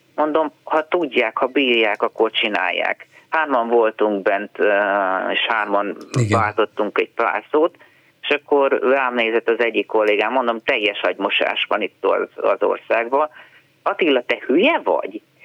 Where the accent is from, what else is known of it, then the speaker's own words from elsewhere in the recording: Hungary; olyan büszke voltam, hogy magyar vagyok